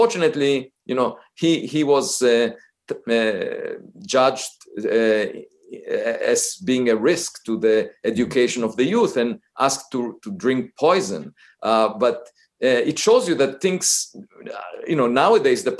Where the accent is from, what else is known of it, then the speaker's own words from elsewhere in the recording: Israel; moved away; I grew up in Israel